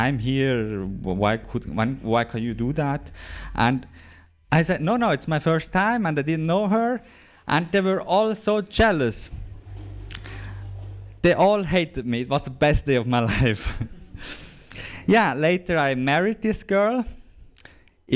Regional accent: Switzerland; I'm visiting from Switzerland. I'm a comedian from Switzerland

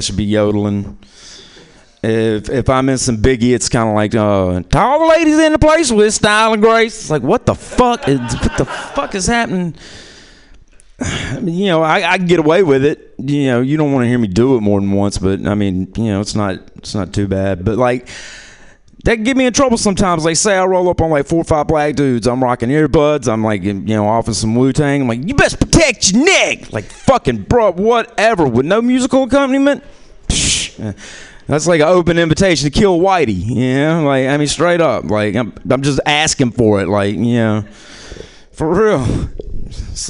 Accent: New Orleans, Louisiana, United States; I'm from New Orleans, Louisiana

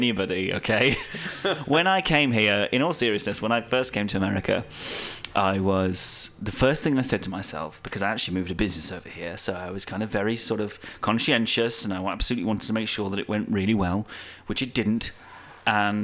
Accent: England, United Kingdom; as an Englishman

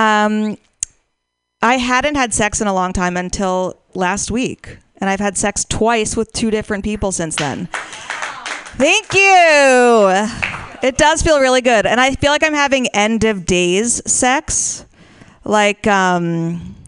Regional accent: Washington, District of Columbia, United States; moved away; I'm from Washington, D.C.

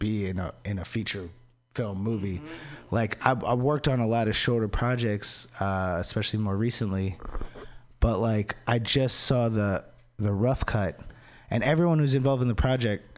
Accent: DC area, Maryland, United States; moved away; I'm from Maryland, from the DC area

